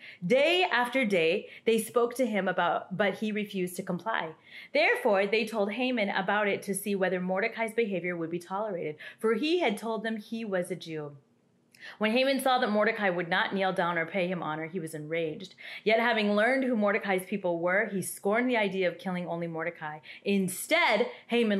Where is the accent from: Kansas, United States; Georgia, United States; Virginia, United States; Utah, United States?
Kansas, United States; also born or lived in India; I was adopted from India when I was 3 years old, and I grew up in a white family, in a white community in the middle of Kansas